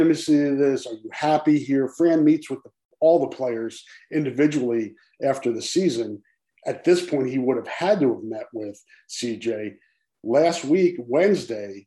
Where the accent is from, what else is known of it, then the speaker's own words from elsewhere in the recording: East Coast, New York, United States; moved away; also born or lived in New Jersey; I grew up out on the East Coast and spent a lot of time in New York, graduated high school from New York, went to school, college in New Jersey.